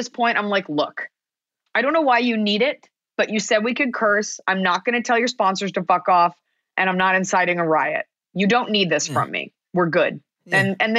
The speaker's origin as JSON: {"language": "English", "town": "Dallas", "region": "Texas", "country": "United States", "tie": "born or raised there", "said": "I grew up in Dallas, Texas"}